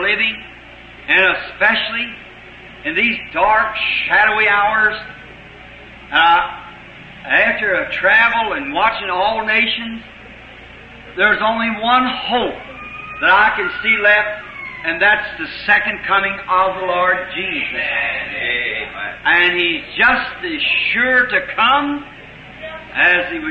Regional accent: United States; us in America, as American Christians

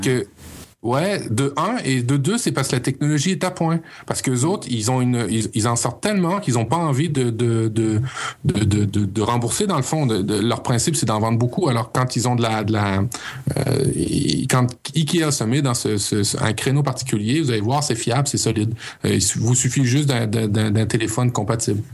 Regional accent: Canada; chez nous, au Canada

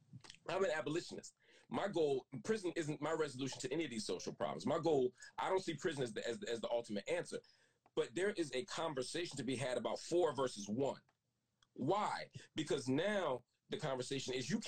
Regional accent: Philadelphia, Pennsylvania, United States; I was from Philly

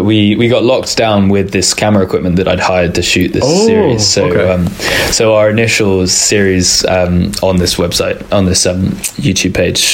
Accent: England, United Kingdom; I'm English.

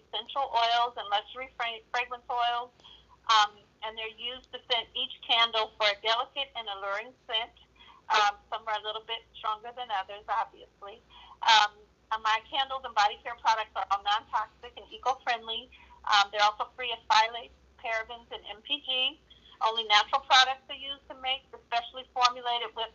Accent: Modesto, California, United States; I'm from Modesto. I live in the Central Valley.

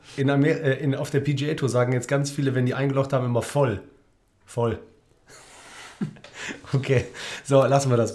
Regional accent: Cologne, North Rhine-Westphalia, Germany; als ja, Kölner

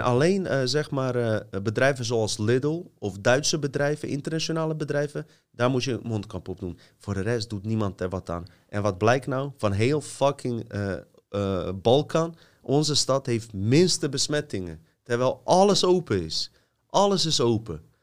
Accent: Bosnia & Herzegovina; now in Netherlands; stad waar ik vandaan kom staat bekend, zelfs in Bosnië

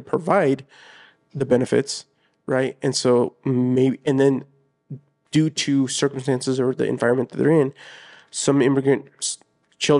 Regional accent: United States; I was born here in the States, but I had two parents who were very, you know, Mexican

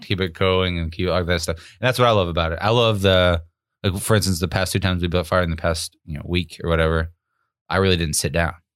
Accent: Arkansas, United States; where I grew up in Arkansas

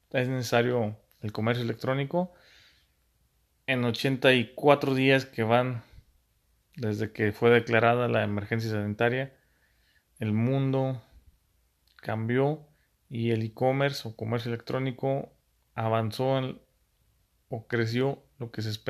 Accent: Mexico; también está nuestra muy poca imaginación como mexicanos o la capacidad de adaptar los negocios

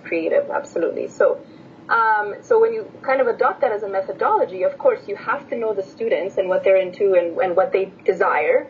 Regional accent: Edmonton, Alberta, Canada; English is a second language; also born or lived in Bucharest, Romania; I was born in Bucharest, okay, uh, Romania. Yeah and then I moved uh, to Edmonton when I was in grade 2

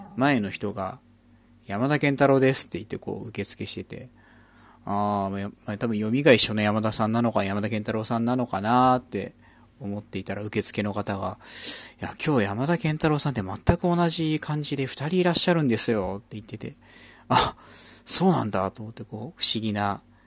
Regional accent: Kanagawa, Japan; also born or lived in Ikebukuro, Tokyo; now in Tokyo, Japan; 出身 は神奈川県出身で、今は東京の池袋の近辺に住んでます。

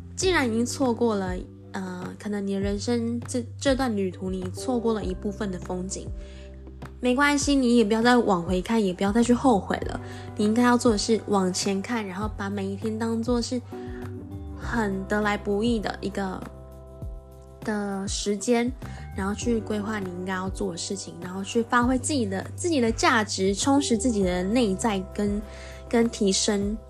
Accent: Taiwan; accent: Taiwanese Mandarin (台湾国语); 我今天一直在台湾国语

